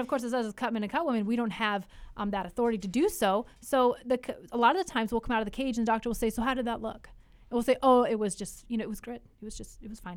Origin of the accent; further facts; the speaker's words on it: Alaska, United States; also born or lived in Idaho; now in Tri-Cities, Washington, United States; growing up in Alaska, I mean, four hours of, of daylight